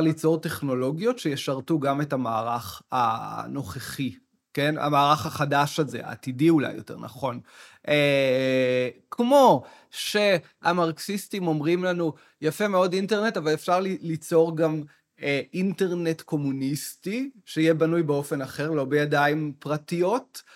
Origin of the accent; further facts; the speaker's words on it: Arava, Southern District, Israel; now in Tel Aviv, Israel; אני בא בעצמי מהספר, גדלתי בערבה בכלל